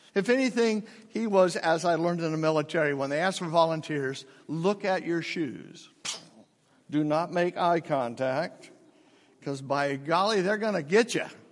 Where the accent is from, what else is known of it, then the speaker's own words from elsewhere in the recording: Palm Springs, California, United States; I grew up in Palm Springs area through my, well, from about fourth grade on